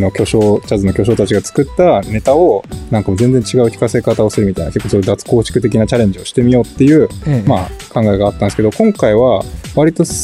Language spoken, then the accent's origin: Japanese; Tokyo, Japan; 外から見たら普通に東京まで東京育ちじゃないかって感じなんですけど、 まあそれそれは事実として事実なんで